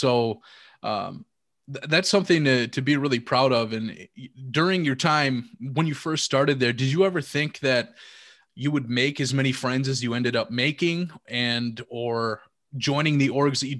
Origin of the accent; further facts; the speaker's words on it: Rib Lake, Wisconsin, United States; my hometown, well, Rib Lake, which the biggest town or the bigger town 10 minutes down the road is Medford, and that's 5,000 people or so.